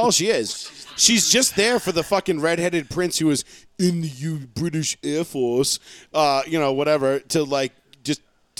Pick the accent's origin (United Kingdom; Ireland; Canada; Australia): Ireland; As an Irishman, I said. God fuck the queen and I drank a Guinness.